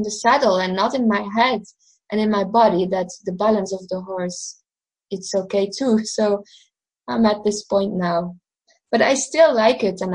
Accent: Belgium; also born or lived in Portugal; I'm from Belgium, so that's Western Europe.

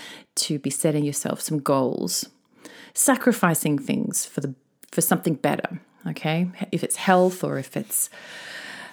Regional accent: Australia; now in Tokyo, Japan; my home country of Oz

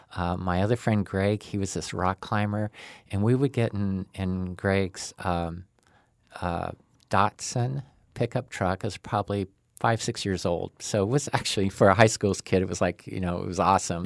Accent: Boise, Idaho, United States; I grew up in Boise

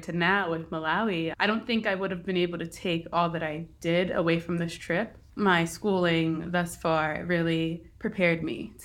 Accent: Eastern Pennsylvania, United States; also born or lived in Philadelphia; I'm from Eastern Pennsylvania, and right now I'm living in Philly and working in Philly

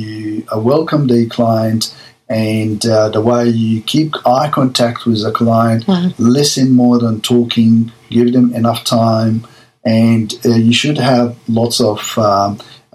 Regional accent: Egypt; moved away as an adult; now in Melbourne, Australia; My background, I came from Egypt. In Egypt, I was a general surgeon and came to Australia like 1995

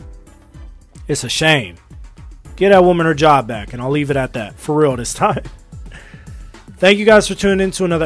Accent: United States; I'm an American

